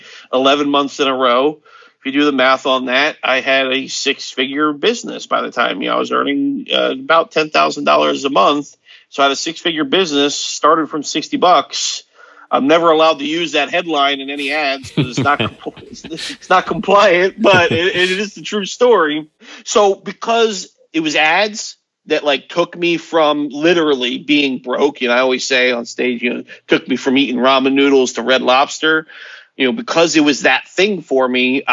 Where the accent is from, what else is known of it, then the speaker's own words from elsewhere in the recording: Hollywood, Florida, United States; I was born in Hollywood, Florida